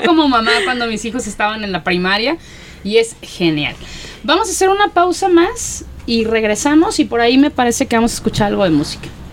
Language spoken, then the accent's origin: Spanish; Mexico; como mexicanos nos caracteriza